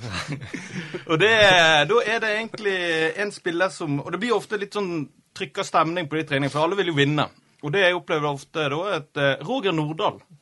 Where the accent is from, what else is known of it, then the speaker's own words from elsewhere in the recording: Florø, Vestland, Norway; Jeg er jo FSK-gutt. Det er jo der jeg vokste opp